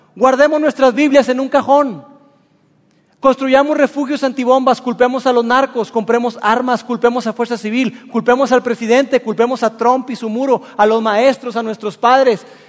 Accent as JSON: {"language": "Spanish", "country": "Mexico"}